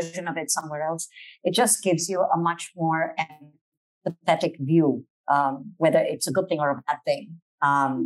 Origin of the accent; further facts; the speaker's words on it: Malaysia; we are Malaysian